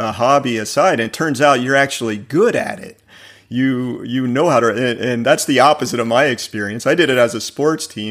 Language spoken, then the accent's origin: English; the South, United States; you and I grew up in the South